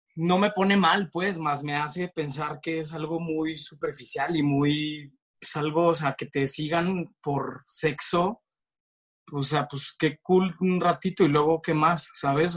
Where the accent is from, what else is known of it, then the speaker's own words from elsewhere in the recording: Torreón, Coahuila, Mexico; moved away as an adult; now in Mexico City, Mexico; llegué, de provinciano, llegué a, la Ciudad de México a los 18 años y a los 19 entré a estudiar comunicación a Ibero